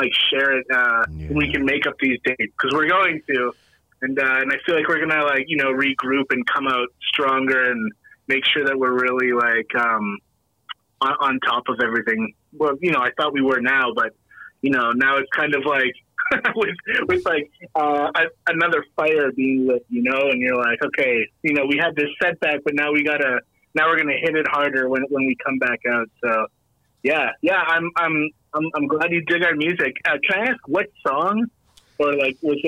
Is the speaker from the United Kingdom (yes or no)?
no; Winnipeg, Manitoba, Canada; I play in a band called …. We're from Winnipeg, Manitoba, which is like right dead center in Canada